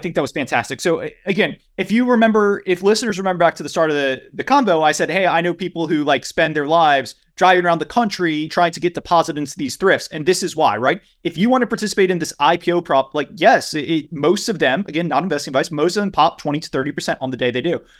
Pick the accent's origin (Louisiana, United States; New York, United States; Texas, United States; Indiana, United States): Louisiana, United States; near Lafayette; Lafayette, Louisiana, which is right outside of my hometown